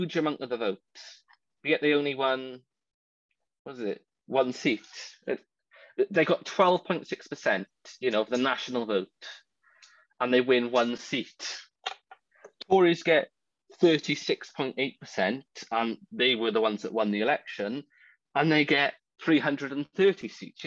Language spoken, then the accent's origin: English; Wales, United Kingdom; I'm a Welshman.